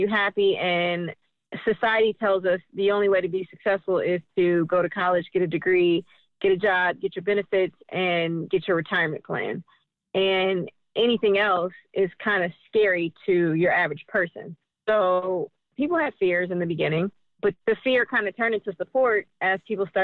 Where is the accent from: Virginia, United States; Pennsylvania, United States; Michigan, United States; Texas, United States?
Michigan, United States; Detroit; being born and raised in Detroit